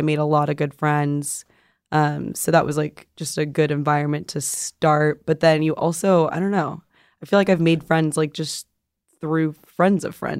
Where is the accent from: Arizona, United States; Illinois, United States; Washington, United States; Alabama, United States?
Arizona, United States; moved away as an adult; now in California, United States; I'm from Arizona, so mm-hmm. we moved, a lot of people moved from Arizona to California.